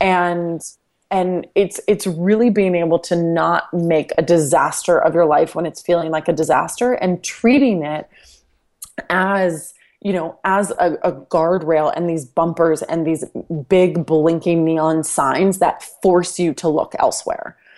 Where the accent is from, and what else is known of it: Dallas, Texas, United States; born or raised there